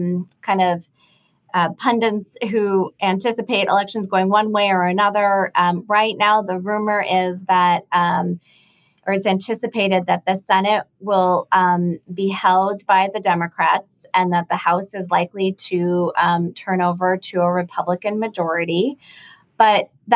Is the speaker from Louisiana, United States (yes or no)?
no; Montana, United States; moved away; I am originally from Montana. My family has spent, I am the fifth generation of my family to be living in Montana at some point in our lives